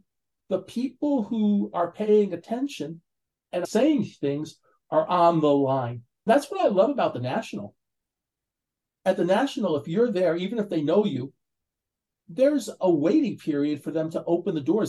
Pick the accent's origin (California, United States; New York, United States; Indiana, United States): New York, United States; I'm from New York, so I say online. Most people say in line, but we say online in New York.